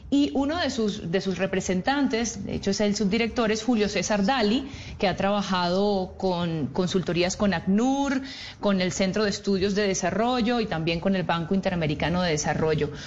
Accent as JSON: {"language": "Spanish", "country": "Venezuela"}